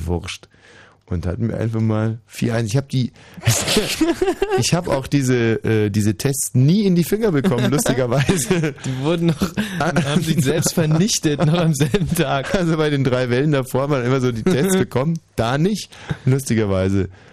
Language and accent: German; Bavaria, Germany; Bei uns in Bayern gab es eine Aufnahmeprüfung